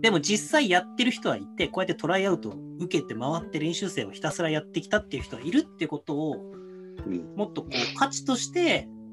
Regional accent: Hokkaido, Japan; moved away; 北海道で過ごした人間同士だから

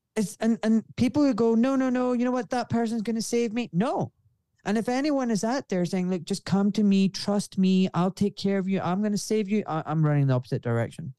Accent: Glasgow, Scotland, United Kingdom; accent: refined Scottish; I'm from Glasgow

